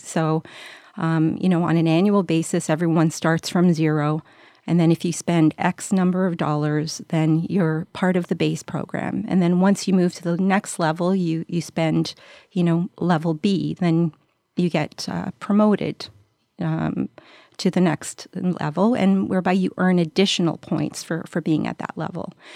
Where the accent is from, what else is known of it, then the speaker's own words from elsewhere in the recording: Montreal, Quebec, Canada; I was, uh, born and raised in Montreal